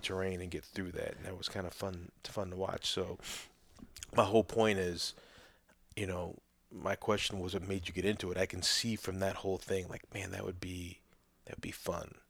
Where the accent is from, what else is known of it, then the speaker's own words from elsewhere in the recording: Chicago, Illinois, United States; moved away; also born or lived in Oklahoma / Saint Louis, Missouri; growing up in Chicago at that, at that time when I was there